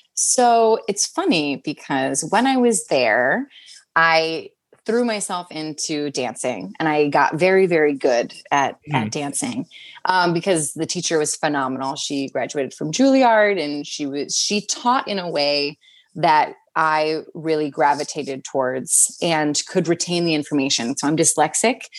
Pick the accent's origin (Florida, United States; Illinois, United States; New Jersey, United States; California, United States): New Jersey, United States; Wildwood Crest; also born or lived in Washington D.C. / Maryland; now in New York City, United States; I grew up in Wildwood Crest, New Jersey, and Cape May area is more what people know it as